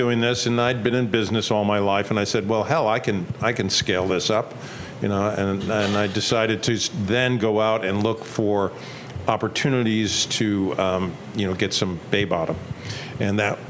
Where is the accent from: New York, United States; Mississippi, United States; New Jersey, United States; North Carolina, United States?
New York, United States; Great South Bay, Long Island; I grew up on the Great South Bay, and I wanted to kind of reattach to my roots.